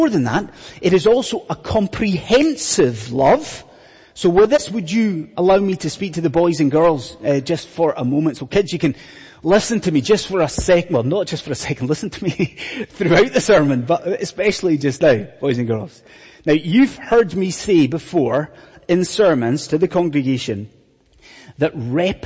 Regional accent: Scotland, United Kingdom; when I was growing up in Scotland, when I was in school in Scotland

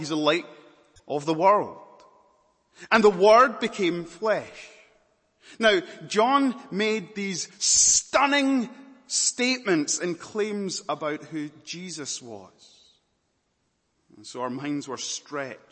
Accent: Scotland, United Kingdom; also born or lived in Malawi; now in London, United Kingdom; I was born in Malawi, but I'm from Scotland. And I'm now living in London

